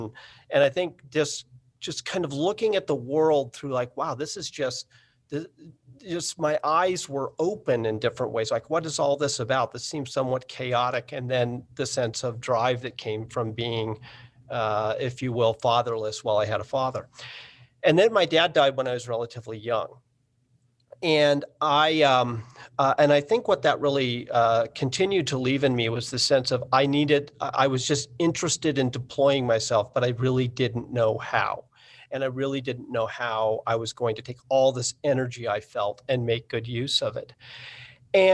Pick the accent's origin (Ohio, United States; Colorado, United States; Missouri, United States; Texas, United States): Colorado, United States; Boulder; also born or lived in San Francisco; I grew up in Boulder, Colorado, and in San Francisco.